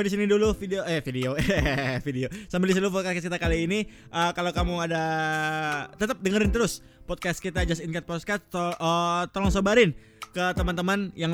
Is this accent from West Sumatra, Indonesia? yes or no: yes; Padang, West Sumatra, Indonesia; born there; gue emang lahir di Padang cuman gue, gue turunannya bukan Padang gue Jawa